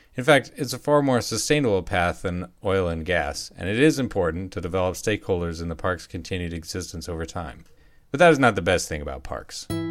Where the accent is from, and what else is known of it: United States